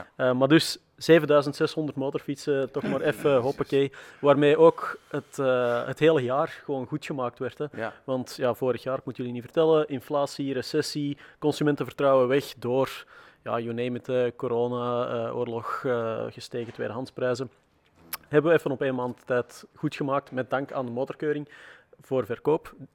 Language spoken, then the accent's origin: Dutch; Antwerp, Flanders, Belgium; Ik ben zelf van Antwerpen afkomstig, dat is ook niet zo ver van de grens.